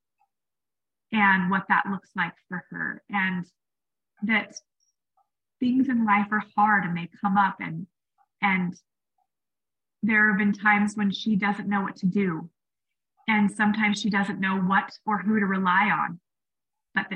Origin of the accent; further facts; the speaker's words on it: Washington, United States; I grew up in Washington State